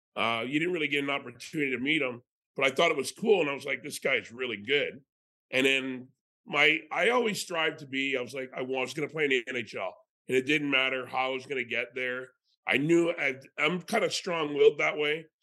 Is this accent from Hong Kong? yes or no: no; Canada; As a Canadian kid